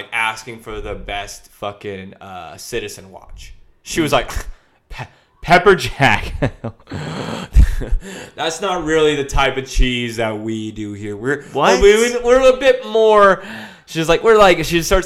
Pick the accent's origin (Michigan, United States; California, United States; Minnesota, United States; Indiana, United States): California, United States; Long Beach; I'm from Long Beach. The ocean's brown